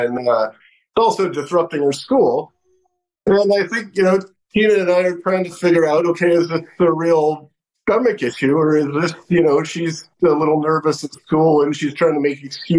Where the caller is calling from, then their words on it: Washington, District of Columbia, United States; Washington, D.C.